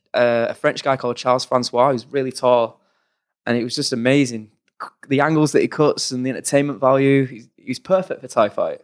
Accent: Oldham, North West England, United Kingdom; we grew up in Oldham, in Manchester, on the sort of outskirts of Manchester

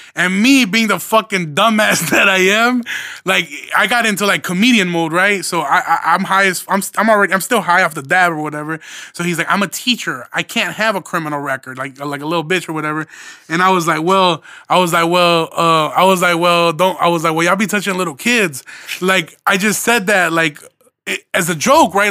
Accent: Midwest, United States; So I'm from the Midwest

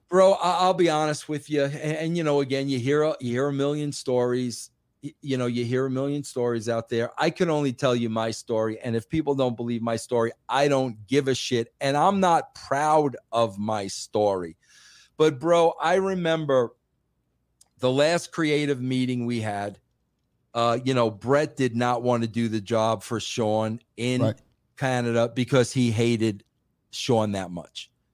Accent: New York, United States; accent: heavy New York; I was from New York, because I have a heavy accent

